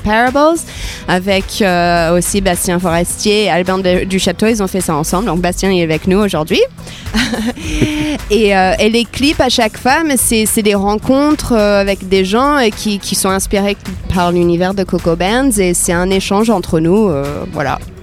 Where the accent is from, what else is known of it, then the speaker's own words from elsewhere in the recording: Iowa, United States; French is a second language; moved away as an adult; also born or lived in Paris, France; now in France; j'ai grandi aux États-Unis. Je suis née dans l'Iowa, au milieu des États-Unis